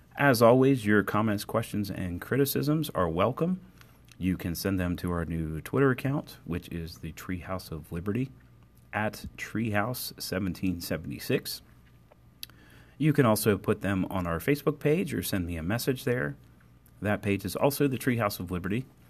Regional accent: Cumberland, Maryland, United States; my hometown of Cumberland, Maryland

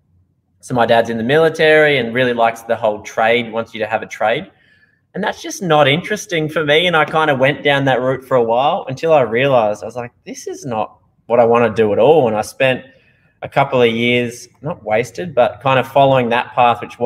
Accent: Australia; accent: Australian; now in Netherlands; I'm from Australia originally

